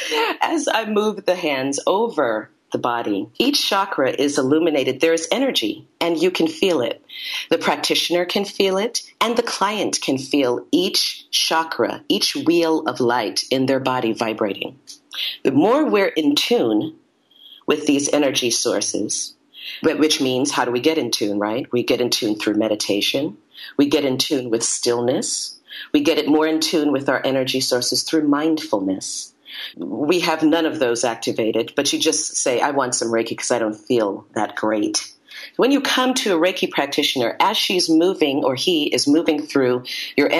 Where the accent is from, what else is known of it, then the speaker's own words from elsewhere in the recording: Brooklyn, New York, United States; now in Santa Monica, United States; I was born in Brooklyn, New York. I now live in Santa Monica, California